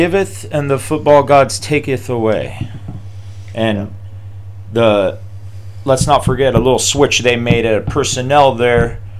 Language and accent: English; Missouri, United States; I was born in Missouri.